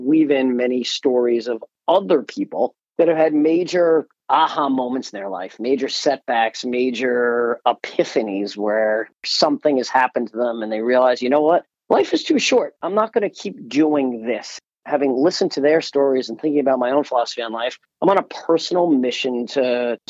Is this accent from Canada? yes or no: no; United States; we are collectively, as an American people